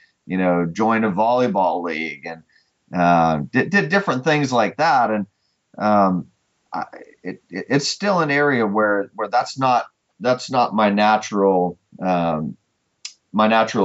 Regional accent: California, United States; moved away as an adult; now in Cookeville, United States; I'm from California

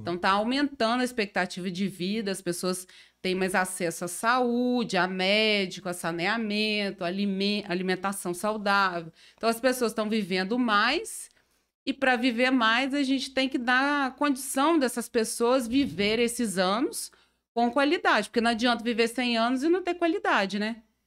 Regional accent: Carangola, Minas Gerais, Brazil; moved away as an adult; now in Itaperuna, Brazil; eu sou mineira, né? Eu sou de Carangola.

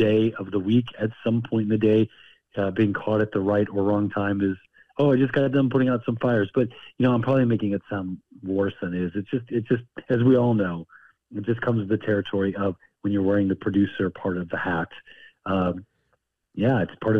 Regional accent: Missouri, United States; also born or lived in Ozarks / northern Arkansas; I grew up in Missouri for the most part

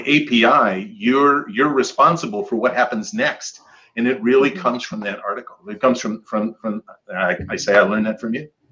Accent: Michigan, United States; I grew up in Michigan, and I have lots of Scandinavian family

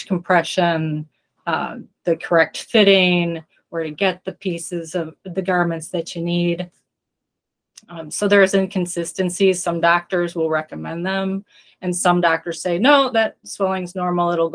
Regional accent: Wisconsin, United States; I'm from Wisconsin

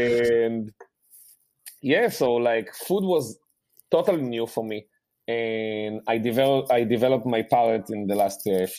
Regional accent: Rehovot, Central District, Israel; English is a second language; moved away; I grew up in Rehovot. There is a huge Yemenite population there.

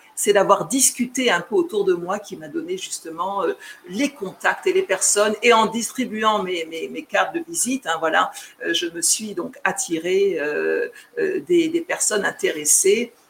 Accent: Chartres, Centre-Val de Loire, France; moved away as an adult; also born or lived in Guadeloupe (ancestry); now in Sint Maarten; je suis née en France, j'ai grandi aussi en métropole. J'ai fait voilà, toute la partie de ma vie en métropole

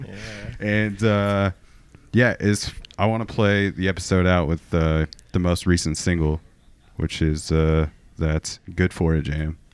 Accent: Portland, Oregon, United States; my hometown of, of Portland, Oregon

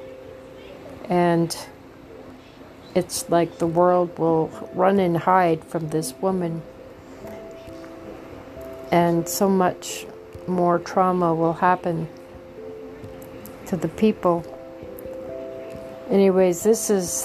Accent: Canada; I am a Canadian

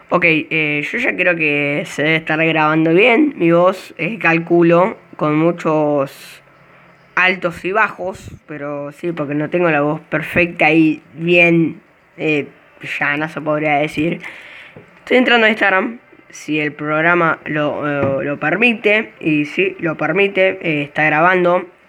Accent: Argentina; Yo soy de Buenos Aires, yo soy del interior

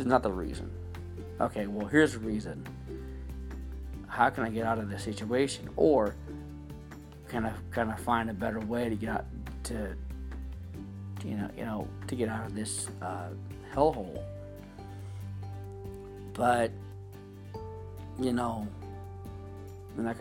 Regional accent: California, United States; also born or lived in Dublin; I was born and raised here in California all my life, you know, since I was about 5.

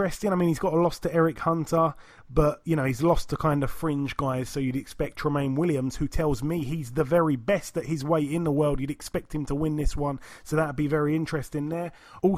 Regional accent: United Kingdom; We're British

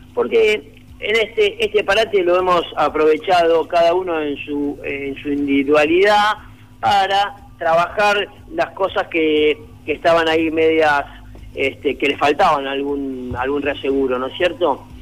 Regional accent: Quilmes, Buenos Aires Province, Argentina; Una banda de música de Quilmes, conformada por amigos que somos de Quilmes también

